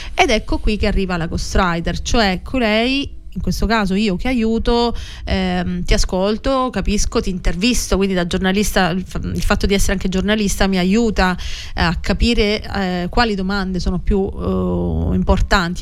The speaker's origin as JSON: {"language": "Italian", "town": "Palazzolo Acreide", "region": "Sicily", "country": "Italy", "moved": "as an adult", "lives_now": "Rome, Italy", "said": "Sono mm, palazzolese, appunto vengo da Palazzola Creide in provincia di Siracusa"}